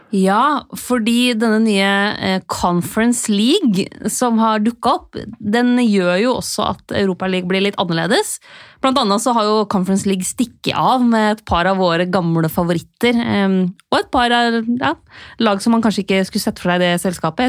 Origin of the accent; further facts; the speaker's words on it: Lillehammer, Innlandet, Norway; begynne å bare kalle meg selv Lillehammer